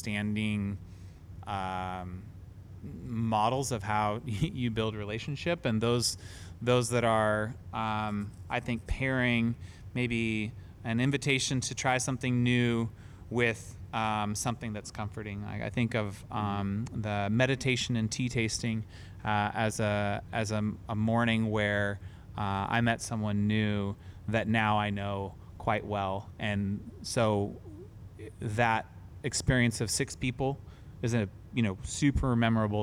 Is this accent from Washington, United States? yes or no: yes; Olympia, Washington, United States; now in Seattle, United States; I grew up in Olympia, on, Steamboat Island Road